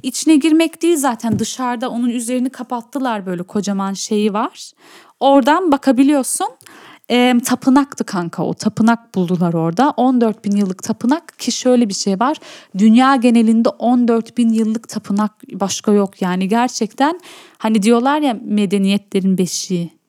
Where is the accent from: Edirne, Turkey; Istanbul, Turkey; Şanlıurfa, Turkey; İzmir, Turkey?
Şanlıurfa, Turkey; Urfa; Urfalı olmaktan çok büyük gurur duyuyorum